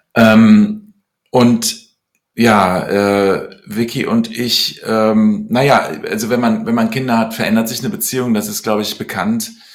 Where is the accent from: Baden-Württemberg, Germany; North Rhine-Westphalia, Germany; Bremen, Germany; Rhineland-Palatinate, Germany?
North Rhine-Westphalia, Germany; Cologne; also born or lived in London, United Kingdom; bin dann mit neun Jahren nach Köln gekommen und habe dann in der, äh, im Gymnasium eine Schülerband